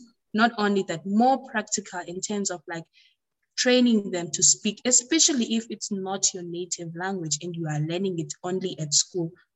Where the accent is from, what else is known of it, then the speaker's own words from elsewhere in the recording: South Africa; my country